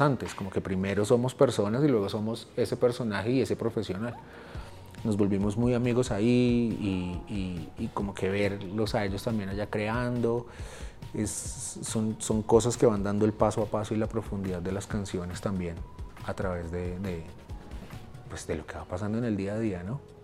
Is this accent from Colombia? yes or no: yes; Colombia